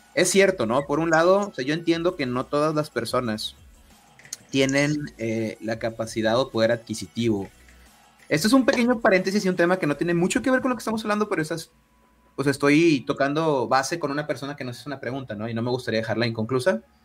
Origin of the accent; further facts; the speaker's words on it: northern Mexico, Mexico; Como soy del norte de México, utilizo muchas palabras en inglés